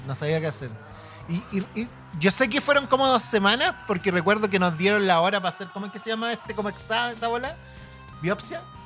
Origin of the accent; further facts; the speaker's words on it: southern Chile, Chile; now in Santiago, Chile; yo que soy